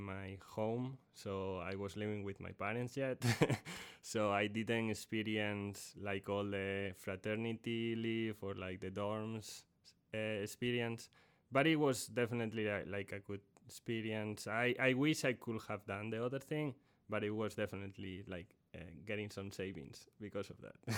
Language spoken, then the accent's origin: English; A Coruña, Galicia, Spain; moved away as an adult; also born or lived in Purdue University, Indiana, United States; now in Texas, United States; I went to college in, in my home country, in Spain, in, in a city called La Coruña